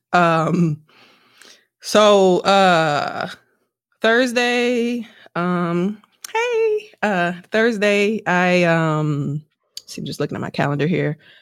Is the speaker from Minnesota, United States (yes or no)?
no; Wisconsin, United States; also born or lived in Milwaukee; now in Houston, United States; I'm from Wisconsin